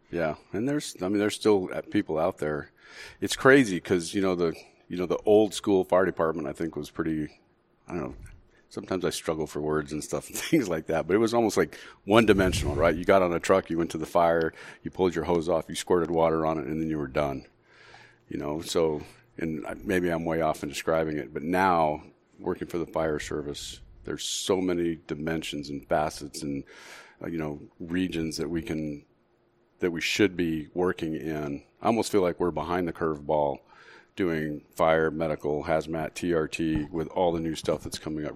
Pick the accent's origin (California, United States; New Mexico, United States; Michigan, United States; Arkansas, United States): New Mexico, United States; Las Cruces; now in Phoenix, United States; We're born and raised in Las Cruces, New Mexico